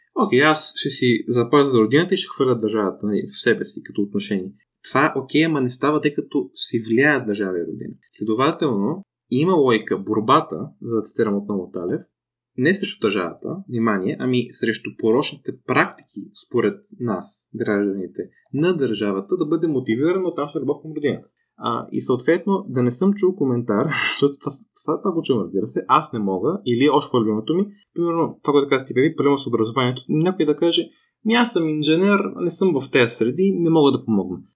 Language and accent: Bulgarian; Bulgaria; аз съм израснал в България